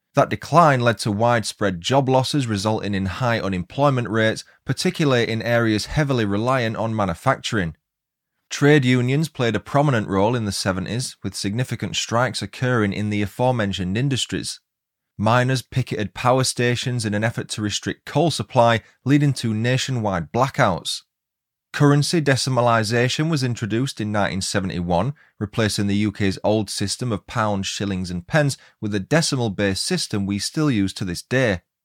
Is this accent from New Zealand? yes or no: no; Huddersfield, Yorkshire and the Humber, United Kingdom; now in Leeds, United Kingdom; Originally, though, I'm from Huddersfield